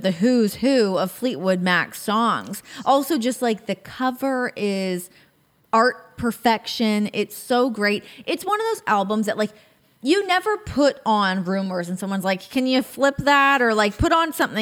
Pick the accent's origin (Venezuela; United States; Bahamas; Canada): Canada; as a Canadian